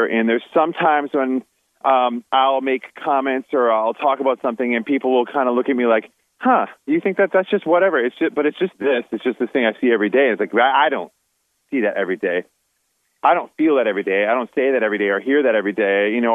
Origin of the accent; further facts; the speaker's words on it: Wisconsin, United States; now in North Carolina, United States; when I was a kid and growing up in a small town in Wisconsin